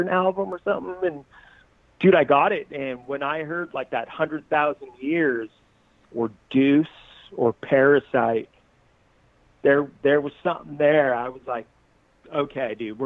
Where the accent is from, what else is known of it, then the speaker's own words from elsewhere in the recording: Costa Mesa, California, United States; also born or lived in Bay Area / Laguna Hills; Growing up in Costa Mesa